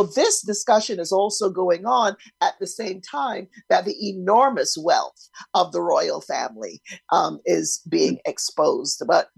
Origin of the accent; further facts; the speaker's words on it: Barbados; moved away; I grew up in Barbados